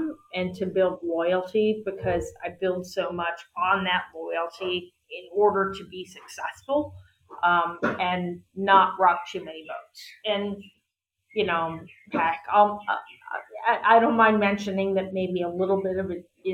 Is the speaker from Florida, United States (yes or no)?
no; West Virginia, United States; I was born in West Virginia, and I kind of came out of nothing.